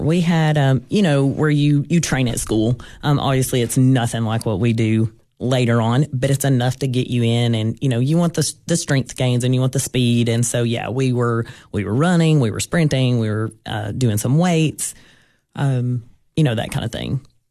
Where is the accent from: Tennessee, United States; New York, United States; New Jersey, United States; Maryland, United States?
Tennessee, United States; Gainesboro; I grew up in Jackson County, um, went to school in Gainesboro